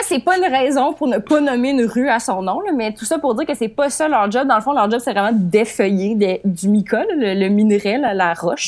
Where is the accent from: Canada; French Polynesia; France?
Canada; Outaouais, Quebec; une chronique sur ma région natale. Euh, c'est un cours de géographie. En secondaire 3, on apprenait plein de faits intéressants sur les régions administratives. Eh bien, voici l'Outaouais